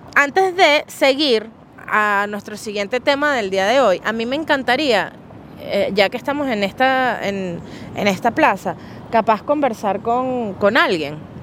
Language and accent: Spanish; Venezuela; Yo soy de Venezuela.